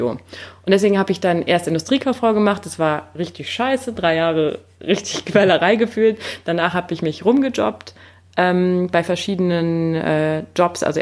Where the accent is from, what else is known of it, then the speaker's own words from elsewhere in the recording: Rudersdorf, North Rhine-Westphalia, Germany; Ich Aber bin äh, übrigens Rudersdorfer.